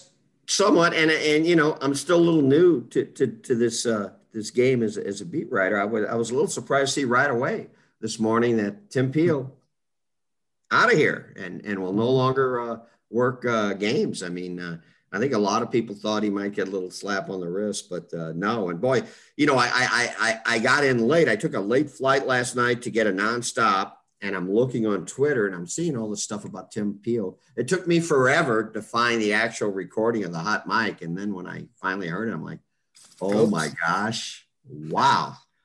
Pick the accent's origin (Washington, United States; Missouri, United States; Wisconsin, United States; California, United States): Missouri, United States; St. Louis; When he found out I was from St. Louis